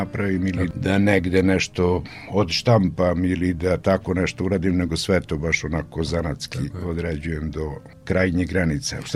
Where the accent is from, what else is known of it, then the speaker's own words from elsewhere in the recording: Opovo, Vojvodina, Serbia; rođen sam u Opovu, trenutno ima mislim 56 slikara na mesto da. od 5.500 duša.